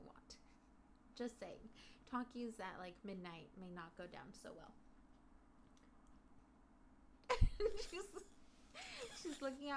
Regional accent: Mexico; moved away; I was born in Mexico

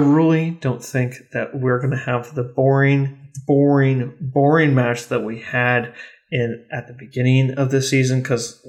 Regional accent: United States; as an American

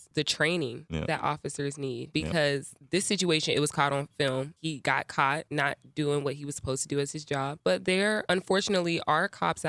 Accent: Atlanta, Georgia, United States; Like I'm from Cobb County.

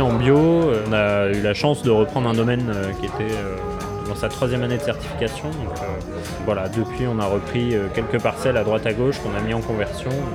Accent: Paris, Île-de-France, France; moved away as an adult; also born or lived in Bordeaux; now in Saint-Lambert-du-Lattay, France; je suis originaire de Paris

